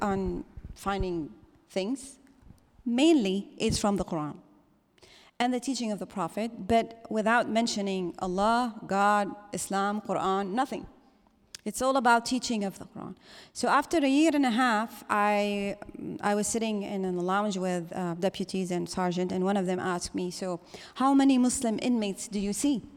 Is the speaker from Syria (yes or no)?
yes; Syria; now in Los Angeles, United States; I am from Syria.